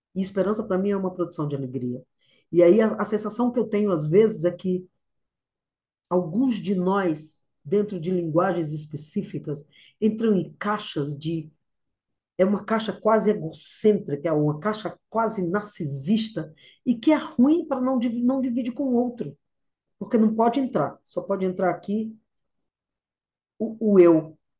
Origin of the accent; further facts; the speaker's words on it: Ceará, Brazil; also born or lived in Cariri / New York; sou nordestina, sou eu, eu sou lá do Ceará